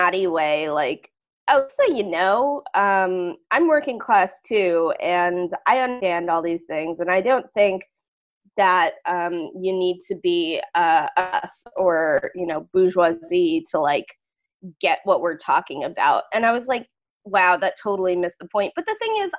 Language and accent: English; Schenectady, New York, United States; I'm from Schenectady